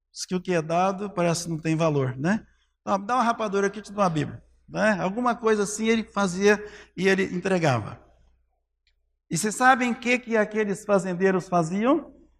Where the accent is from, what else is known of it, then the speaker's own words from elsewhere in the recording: Cristianópolis, Goiás, Brazil; Era Gameleira, depois Cristianópolis, né? Quero te falar mal, não, mas É a melhor cidade do país, tá? É a minha terra natal.